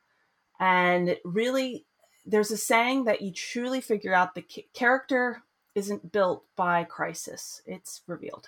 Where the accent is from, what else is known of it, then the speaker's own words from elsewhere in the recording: United States; moved away as an adult; also born or lived in Boston; now in Sweden; I grew up in the United States.